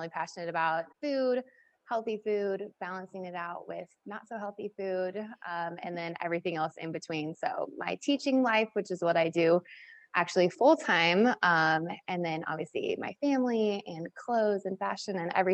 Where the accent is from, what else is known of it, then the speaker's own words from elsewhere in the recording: Kansas City, Missouri, United States; I'm from Kansas City